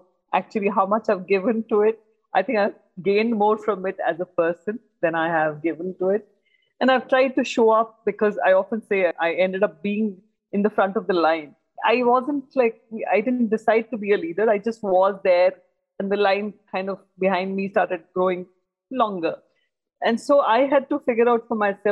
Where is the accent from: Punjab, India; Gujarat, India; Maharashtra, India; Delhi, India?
Delhi, India; I was born and brought up in Delhi